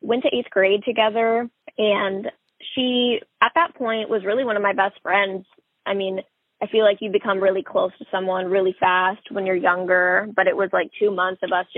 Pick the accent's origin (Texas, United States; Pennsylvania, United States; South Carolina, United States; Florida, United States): Texas, United States; Rockwall; I grew up in Rockwall, Texas.